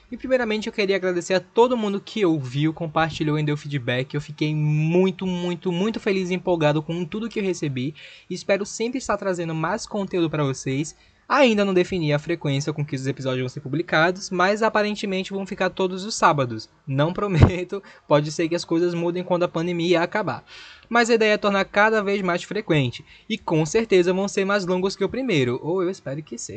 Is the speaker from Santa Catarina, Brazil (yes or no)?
no; Recife, Pernambuco, Brazil; tenho 24 anos, sou da cidade do Recife.